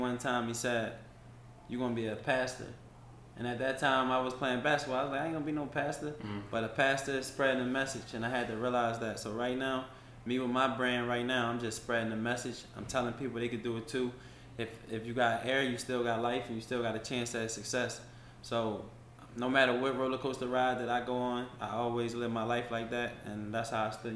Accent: Philadelphia, Pennsylvania, United States; moved away as an adult; now in Atlanta, United States; how I was raised in Philly

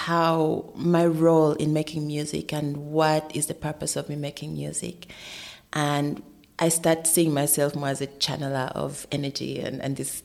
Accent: Uganda; also born or lived in Sweden; now in Berlin, Germany; I'm from Uganda originally

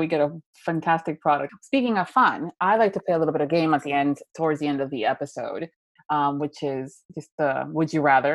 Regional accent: Florida, United States; I'm from Florida

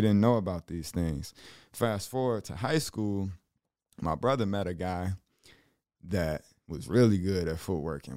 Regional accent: Chicago, Illinois, United States; growing up in Chicago

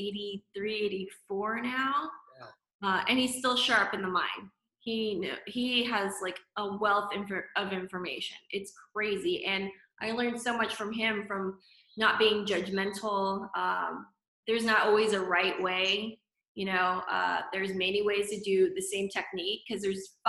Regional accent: Stockton, California, United States; now in Los Angeles, United States; I'm from Stockton, California

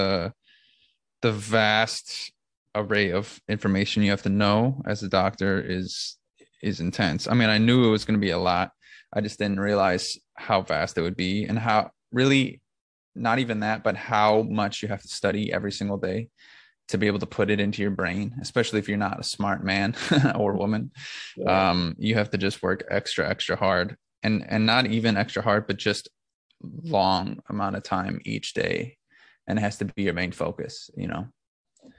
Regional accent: Minnesota, United States; moved away as an adult; also born or lived in Grenada; now in New York, United States; I grew up in Minnesota

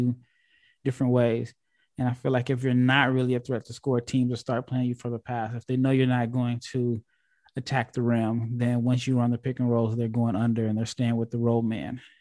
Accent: United States; I'm this American guy

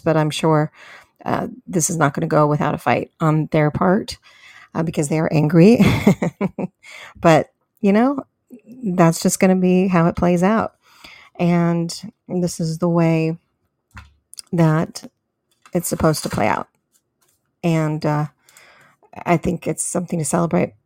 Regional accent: California, United States; moved away as an adult; now in Texas, United States; I am from California, but I did recently move in the last six months in January this year. I moved to Texas.

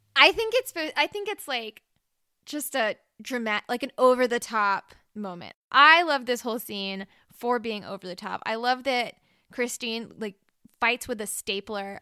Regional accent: Mississippi, United States; I'm from Mississippi, and I grew up maybe forty minutes away from New Orleans

